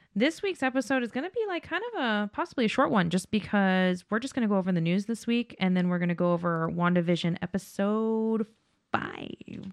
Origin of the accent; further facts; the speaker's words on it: Las Vegas, Nevada, United States; I'm from Vegas